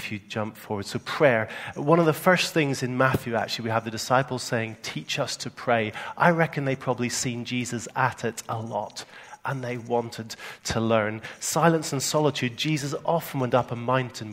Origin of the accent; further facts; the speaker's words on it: Northern Ireland, United Kingdom; accent: Northern Ireland; moved away; my Northern Ireland accent